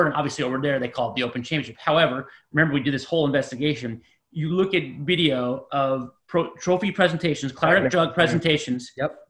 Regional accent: United States; I grew up in the United States

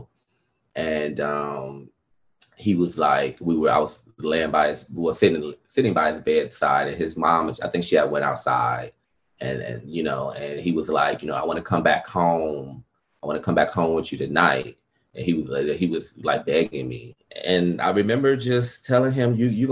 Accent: Detroit, Michigan, United States; moved away; also born or lived in Atlanta; I'm from Detroit, Michigan

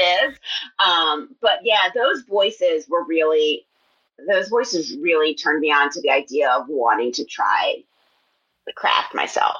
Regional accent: Philadelphia, Pennsylvania, United States; moved away; I was just actually in my hometown, in my parents' house um, in Philadelphia

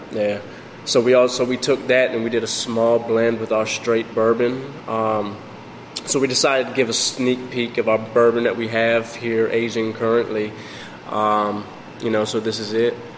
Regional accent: Jamaica; also born or lived in northern United States; now in Florida, United States; originally I'm from Jamaica

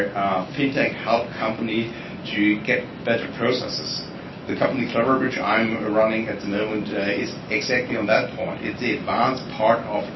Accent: Germany; I'm coming from Germany

